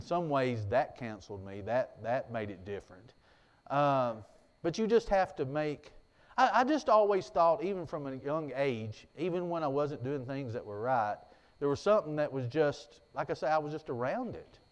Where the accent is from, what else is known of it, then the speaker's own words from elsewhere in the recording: United States; growing up in Jackson County like I did